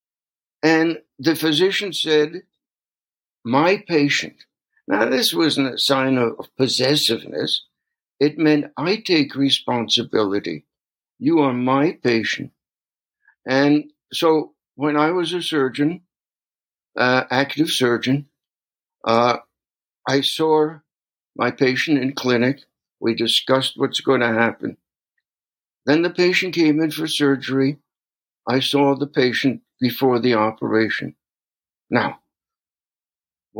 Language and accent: English; New York City, New York, United States; moved away as an adult; also born or lived in Brooklyn; now in Minnesota, United States; I grew up in New York City